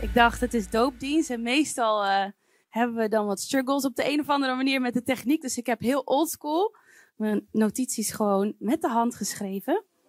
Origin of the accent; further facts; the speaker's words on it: Wijk en Aalburg, North Brabant, Netherlands; moved away; Ik ben opgegroeid in Wijk en Aalburg